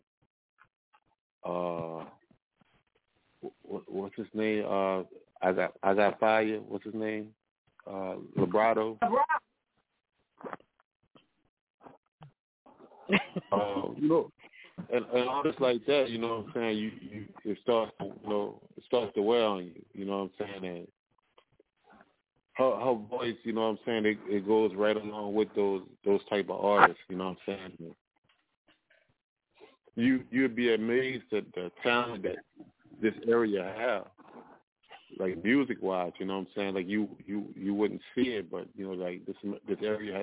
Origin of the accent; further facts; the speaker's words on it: Kenner, Louisiana, United States; growing up in the Kenner area, New Orleans area